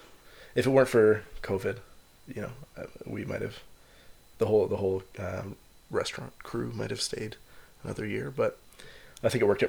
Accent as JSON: {"language": "English", "town": "London", "region": "Ontario", "country": "Canada", "tie": "born or raised there", "said": "I grew up in London."}